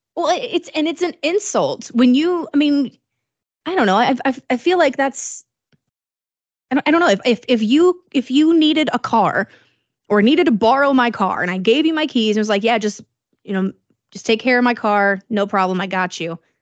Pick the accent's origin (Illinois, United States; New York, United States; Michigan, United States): Illinois, United States; moved away; my hometown in Illinois